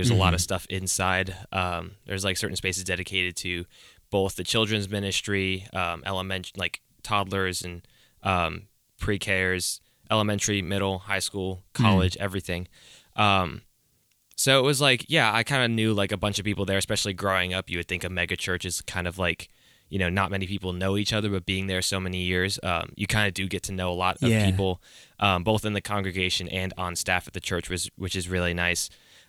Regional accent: Atlanta, Georgia, United States; I'm from the Atlanta area, so real convenient that we're talking about mega churches and church plants because Atlanta is like the hub of mega churches.

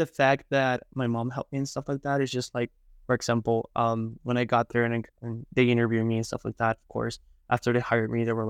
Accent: Tijuana, Baja California, Mexico; born or raised there

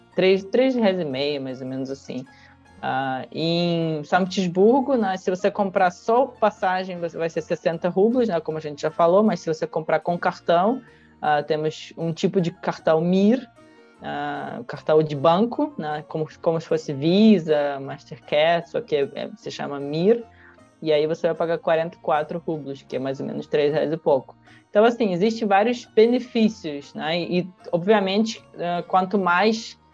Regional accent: Russia; eu sou da Rússia

